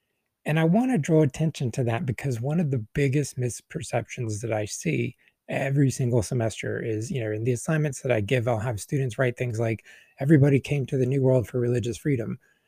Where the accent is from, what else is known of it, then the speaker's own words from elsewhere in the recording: the American South, United States; as a Southerner